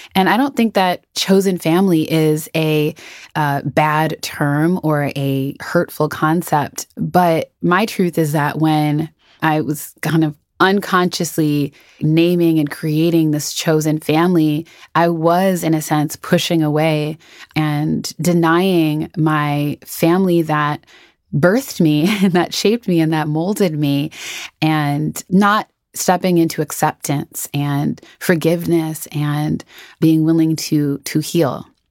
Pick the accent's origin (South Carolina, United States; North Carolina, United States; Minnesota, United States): Minnesota, United States; Twin Cities; moved away as an adult; I am from Minnesota. I grew up in the Twin Cities, um, so the Saint Paul, Minneapolis area, from birth to when I, when I left in my early twenties